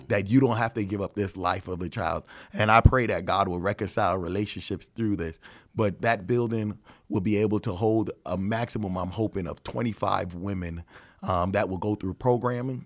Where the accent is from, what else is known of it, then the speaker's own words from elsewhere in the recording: New York, United States; now in Chicago, United States; I'm from New York